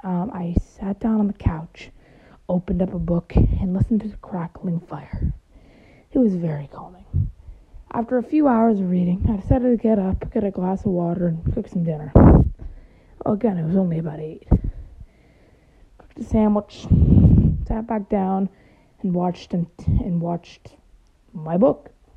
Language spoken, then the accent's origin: English; Michigan, United States; now in Indianapolis, United States; Now, I've lived in Michigan for most of my life, but then I moved to Indiana.